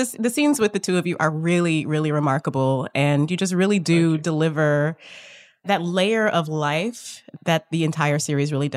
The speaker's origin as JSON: {"language": "English", "region": "Midwest", "country": "United States", "tie": "born or raised there", "said": "I grew up in the Midwest."}